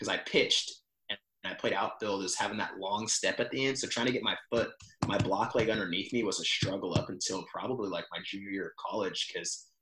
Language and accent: English; San Diego, California, United States; moved away as an adult; also born or lived in Missouri; now in Dallas, United States; growing up in North County, San Diego